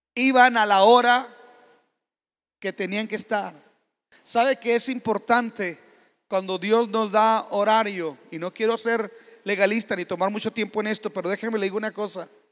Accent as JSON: {"language": "Spanish", "country": "Mexico", "said": "como mexicanos y como latinoamericanos"}